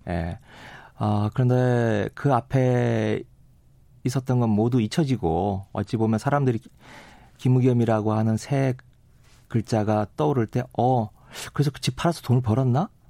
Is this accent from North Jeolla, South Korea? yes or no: yes; Gunsan, North Jeolla, South Korea; moved away; 제 고향이고